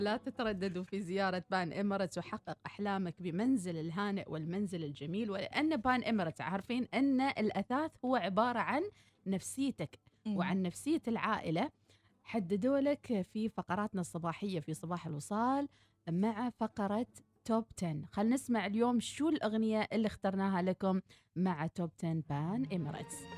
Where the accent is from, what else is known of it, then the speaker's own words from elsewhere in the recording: Oman; احنا كطبع عمانيين